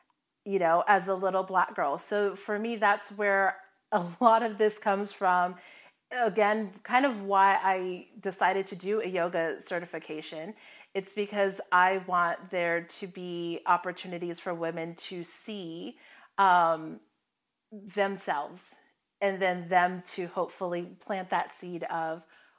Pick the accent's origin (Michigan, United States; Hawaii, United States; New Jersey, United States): Hawaii, United States; I mean, I'm from Hawaii, and so it's in my blood.